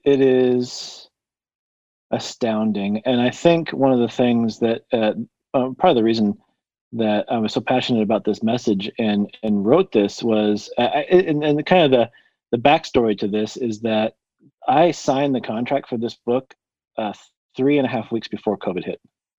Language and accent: English; Colorado, United States; So I come from Colorado. I live in a small town called Monument, about 7,000-8,000 people, and just love kind of the small town vibe, really close to Denver and Colorado Springs